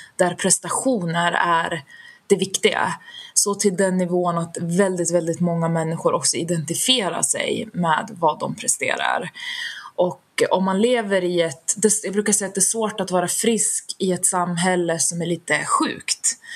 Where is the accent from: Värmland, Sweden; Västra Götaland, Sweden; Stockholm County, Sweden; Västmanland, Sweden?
Västmanland, Sweden; Västerås; Född och uppvuxen i Västerås där jag fortfarande bor idag